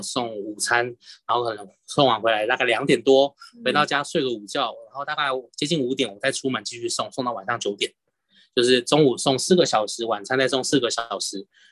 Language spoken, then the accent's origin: Chinese; Keelung, Taiwan; 因为我是基隆人嘛